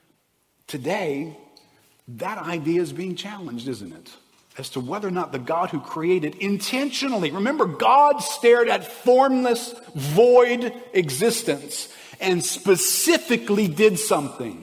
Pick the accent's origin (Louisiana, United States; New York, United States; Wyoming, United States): Louisiana, United States; South; We're from South Louisiana.